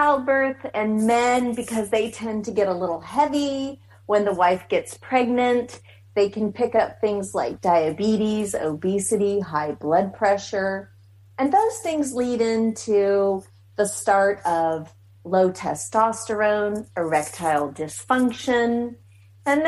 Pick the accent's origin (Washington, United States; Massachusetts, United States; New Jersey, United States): Washington, United States; Seattle; moved away as an adult; now in McAllen, United States; I'm originally from Seattle, born and raised